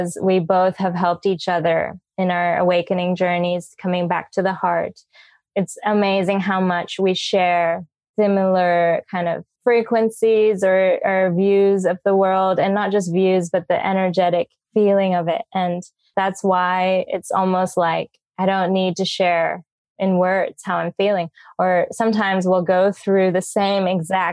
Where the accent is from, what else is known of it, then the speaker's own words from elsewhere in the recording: United States; now in Bali, Indonesia; I'm originally from America, living in Bali.